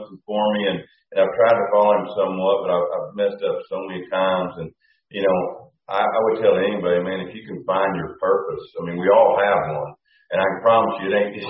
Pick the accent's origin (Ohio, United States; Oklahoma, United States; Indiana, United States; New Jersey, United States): Oklahoma, United States; central; we coon hunted when I was four, and we had a lot of good coons. But the deer, they were really around here in central Oklahoma